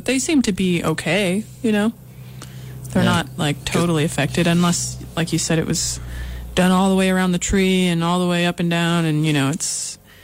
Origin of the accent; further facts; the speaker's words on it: Rochester, New York, United States; I grew up in Rochester and there's an outdoor kind of arboretum area there in Highland Park in Rochester